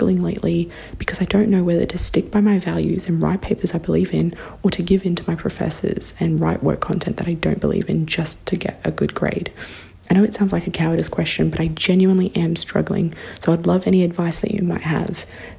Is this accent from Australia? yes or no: yes; Australia; And as you can probably tell by my accent, I am not an American, but I am an Australian.